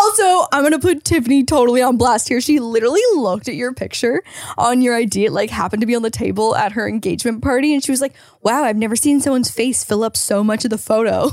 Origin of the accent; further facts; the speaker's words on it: Canada; now in California, United States; as a Canadian